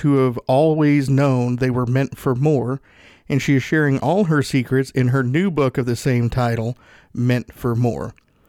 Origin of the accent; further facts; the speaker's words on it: Tennessee, United States; I grew up in Northeast Tennessee, dirt floor poor.